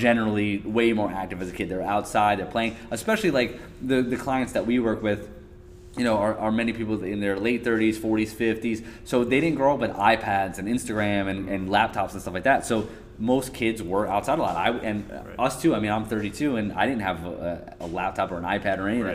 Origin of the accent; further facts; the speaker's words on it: New York City, New York, United States; also born or lived in Long Island, New York; I grew up in Queens, so it's like the opposite of a farm town